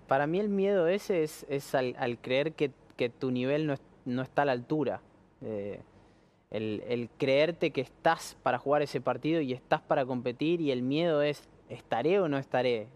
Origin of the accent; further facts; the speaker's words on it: Argentina; soy muy argentino